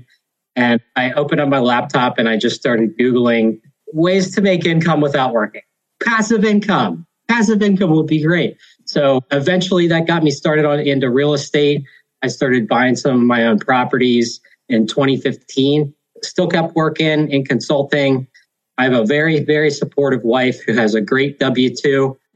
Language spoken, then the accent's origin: English; Hershey, Pennsylvania, United States; Born and raised in Hershey, Pennsylvania.